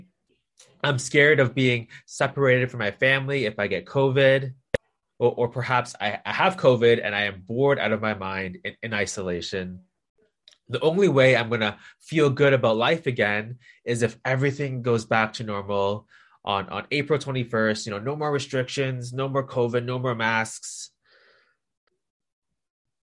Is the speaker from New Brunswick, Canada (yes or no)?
no; Toronto, Ontario, Canada; moved away as an adult; now in Hong Kong; I was born and raised in Toronto, in Canada